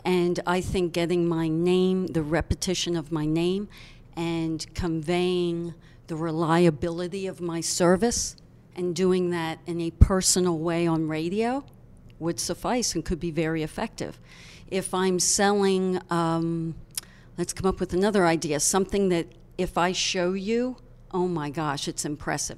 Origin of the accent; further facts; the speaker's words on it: Hershey, Pennsylvania, United States; I was born and raised in Hershey